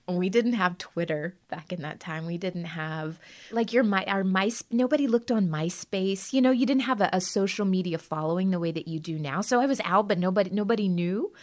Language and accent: English; Birmingham, Alabama, United States; moved away; also born or lived in New York City; I grew up in Birmingham, Alabama, and I was already a biracial girl of color